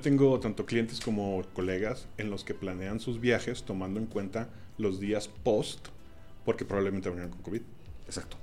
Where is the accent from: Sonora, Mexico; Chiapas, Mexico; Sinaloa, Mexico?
Sinaloa, Mexico; Mazatlán; Yo, que soy de Mazatlán